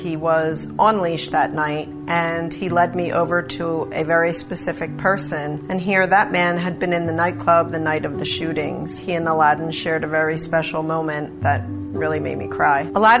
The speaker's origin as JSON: {"language": "English", "town": "Haddonfield", "region": "New Jersey", "country": "United States", "also_born_or_lived": "North Wildwood, New Jersey", "said": "I'm the mom of three boys, and I'm from Haddonfield and North Wildwood, New Jersey."}